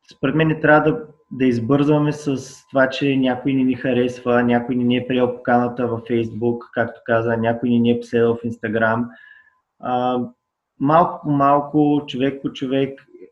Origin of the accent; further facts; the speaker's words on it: Burgas, Burgas Province, Bulgaria; now in Sofia, Bulgaria; аз съм от Бургас